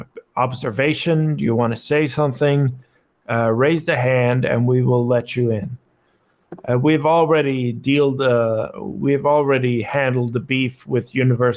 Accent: Norway; from Norway

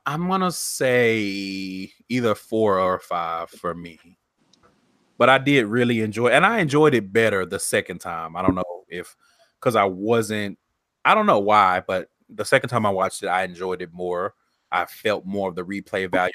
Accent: Texas, United States; I'm from Texas

